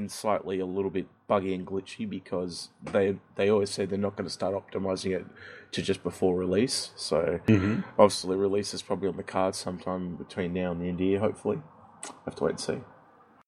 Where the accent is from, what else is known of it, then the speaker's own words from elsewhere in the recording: Australia; As an Australian